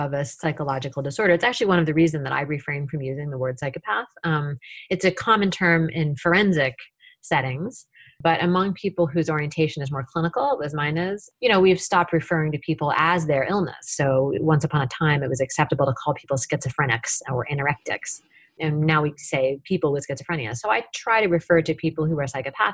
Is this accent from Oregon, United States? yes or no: no; Tacoma, Washington, United States; my hometown of Tacoma, Washington